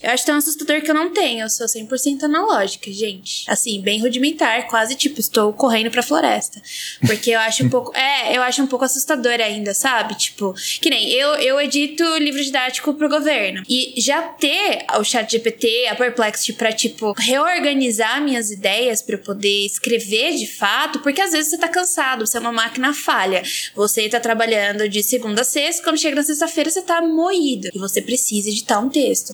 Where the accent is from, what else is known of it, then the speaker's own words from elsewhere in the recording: Baixada Santista, São Paulo, Brazil; eu sou da, da Baixada Santista